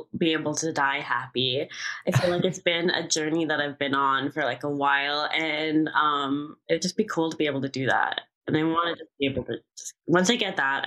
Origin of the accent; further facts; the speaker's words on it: Canada; also born or lived in New York; now in Los Angeles, United States; I'm from Canada.